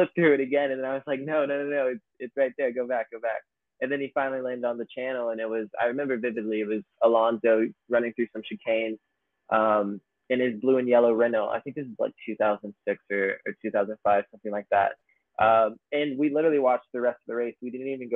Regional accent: near Atlanta, Georgia, United States; I grew up near Atlanta, Georgia, 30 minutes west of Atlanta, kind of near Smyrna and Marietta

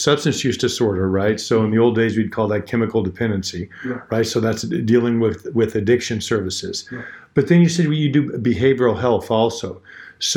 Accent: Bakersfield, California, United States; now in Fresno, United States; I was born in Bakersfield.

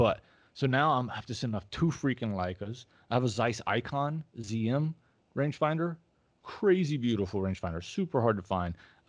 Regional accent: the South, United States; I'm a Southerner, so I say pecan

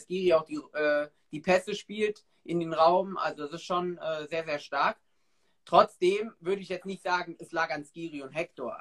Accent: Ahrweiler district, Rhineland-Palatinate, Germany; ich komme halt aus Kreis Arbeiter

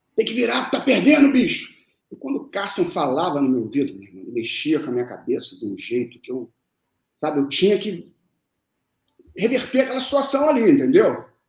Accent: Rio de Janeiro, Brazil; also born or lived in Lavras, Minas Gerais / Brasília; Cheguei de, de Brasília com 10 anos porque os meus pais, eles tinham, tem família aqui no Rio, entendeu? E eu fui morar no Arpoador

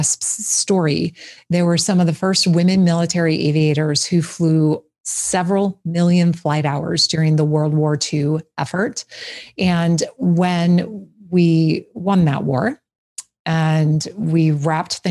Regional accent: just outside of Green Bay, Wisconsin, United States; I grew up just outside of Green Bay

